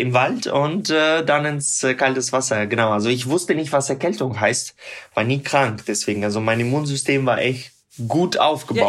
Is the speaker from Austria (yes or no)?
no; Tyumen, Tyumen Oblast, Russia; German is a second language; moved away; ich komme selber aus Tumen, das ist äh, in Sibirien